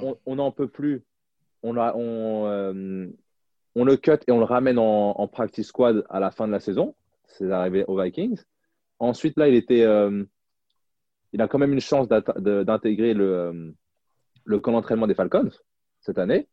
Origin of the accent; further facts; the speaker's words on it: France; moved away as an adult; also born or lived in United States; bien que je sois français